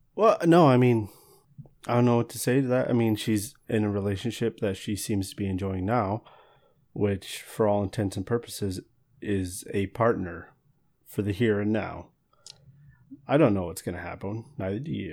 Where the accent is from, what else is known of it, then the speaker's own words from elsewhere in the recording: Walla Walla, Washington, United States; I grew up in Walla Walla